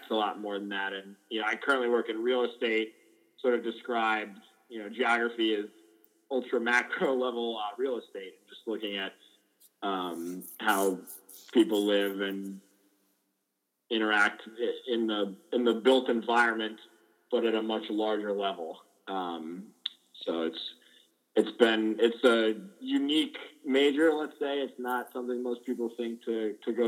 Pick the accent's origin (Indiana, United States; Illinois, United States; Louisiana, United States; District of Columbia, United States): District of Columbia, United States; Washington; moved away as an adult; also born or lived in Madison, Wisconsin; I grew up in Washington, D.C.